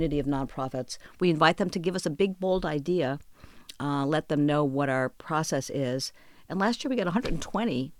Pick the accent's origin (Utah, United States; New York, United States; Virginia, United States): New York, United States; moved away as an adult; also born or lived in Texas / Austin, Texas; I'm a New Yorker